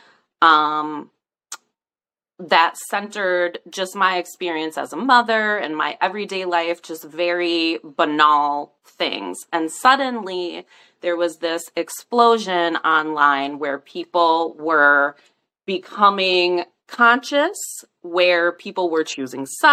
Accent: St. Paul, Minnesota, United States; now in rural Midwest, United States; St. Paul is my hometown

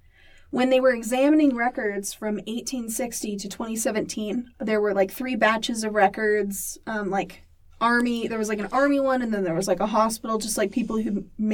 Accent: Santa Maria, California, United States; now in Utah, United States; I'm from Santa Maria, California.

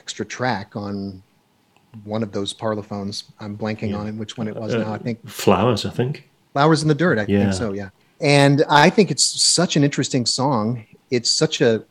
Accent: United States; I'm an American

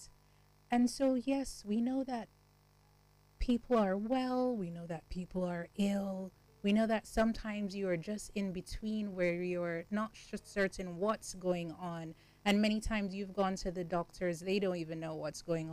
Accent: Jamaica; I'm from Jamaica and I grew up with my grandmother

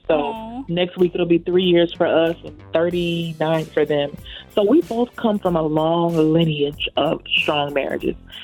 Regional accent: Memphis, Tennessee, United States; moved away as an adult; now in New York, United States; I was born and raised in Memphis, Tennessee

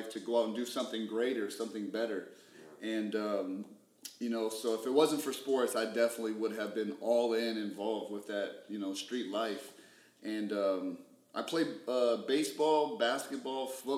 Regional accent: Phoenix, Arizona, United States; I grew up in West Phoenix, the Maryville district

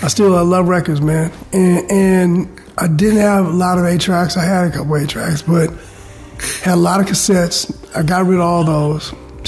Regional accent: Bay Area, California, United States; also born or lived in San Francisco / Colorado; So I was born in San Francisco, and like I said, we left, moved to Colorado for a couple of years, then we came up here to the Bay Area.

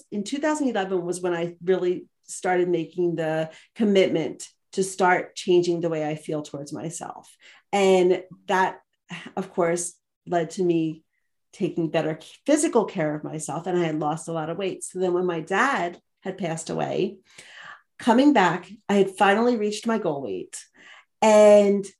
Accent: outside of Philadelphia, Pennsylvania, United States; moved away as an adult; now in Montana, United States; I live here in Montana and I grew up outside of Philadelphia

